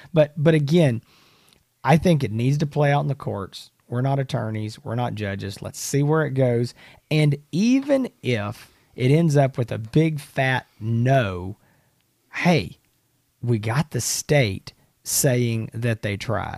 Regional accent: the South, United States; You know, as a Southerner, that's, you know

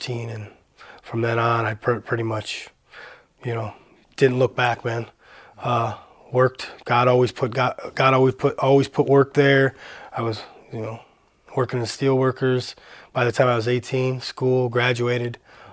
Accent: Parma, Ohio, United States; also born or lived in Cleveland, Ohio; I was born in Cleveland. I grew up in Parma, Ohio

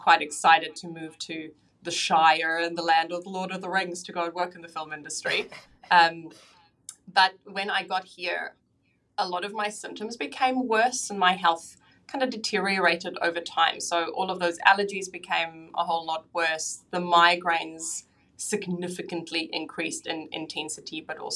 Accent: South Africa; now in Auckland, New Zealand; So I live in Auckland in New Zealand now, but I was actually born and raised in South Africa

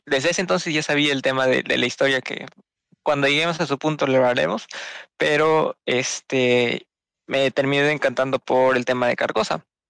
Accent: Peru; soy de Perú bien bonito mi país

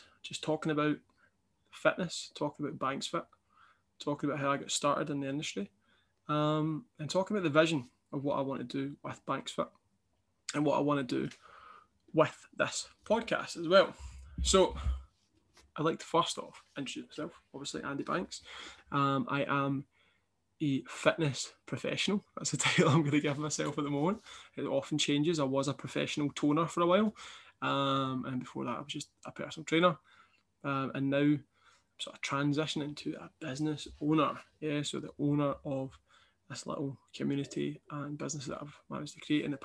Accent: Kilmarnock, Scotland, United Kingdom; also born or lived in Dundee; I'd moved away from my hometown Kilmarnock to Dundee for university

